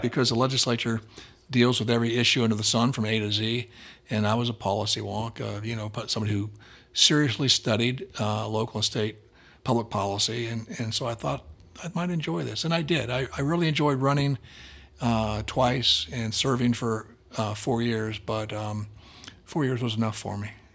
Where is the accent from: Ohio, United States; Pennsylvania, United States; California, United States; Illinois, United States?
Ohio, United States; Columbus; I grew up in Columbus